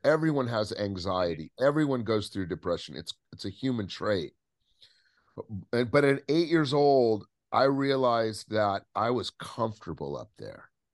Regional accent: Southern California, United States; I grew up in Southern California

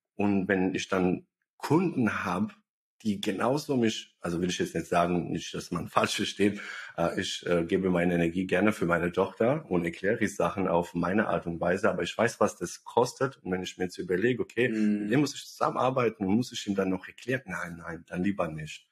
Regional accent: Bosnia & Herzegovina; now in Germany; ich komme aus Bosnien

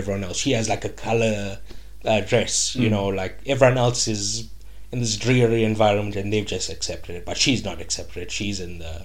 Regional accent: South Africa; I was in South Africa

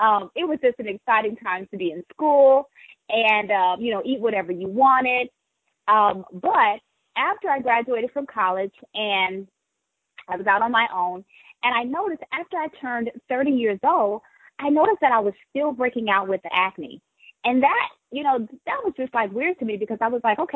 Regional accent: East St. Louis, Illinois, United States; now in Burbank, United States; I am a native born and raised in East St. Louis, Illinois

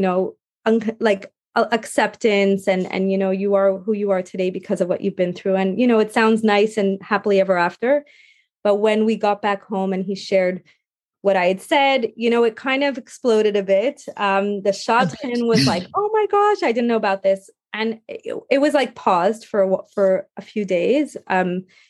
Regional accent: Montreal, Quebec, Canada; we were back in Montreal. We moved back to my hometown

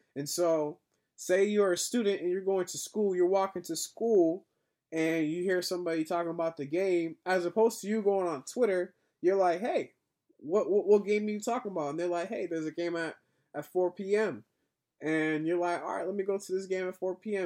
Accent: Boston, Massachusetts, United States; I am a black man growing up in Boston

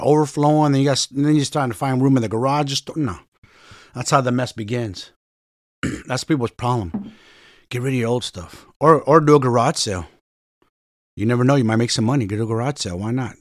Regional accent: San Francisco, California, United States; I'm from Frisco, so San Francisco.

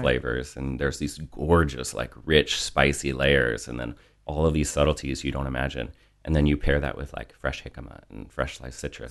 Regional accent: Virginia, United States; moved away as an adult; I grew up in a small town in Virginia

